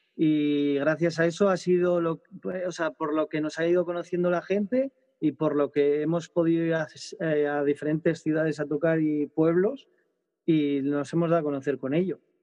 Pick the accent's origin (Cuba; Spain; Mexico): Spain; Burgos, Castile and León; somos cinco de Burgos